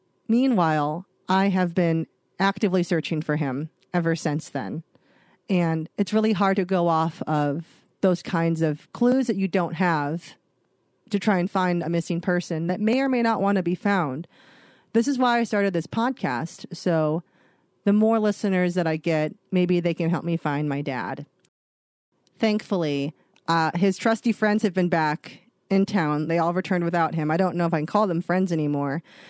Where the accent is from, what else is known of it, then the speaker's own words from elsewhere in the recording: North Dakota, United States; I grew up in the Dakotas. We just went back and forth between the two, but we've maintained our time in North Dakota.